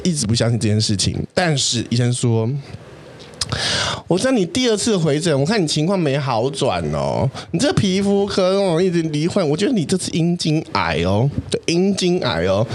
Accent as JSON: {"language": "Chinese", "country": "Taiwan", "tie": "born or raised there", "said": "我以前小时候在台湾生，那个当国小生的时候"}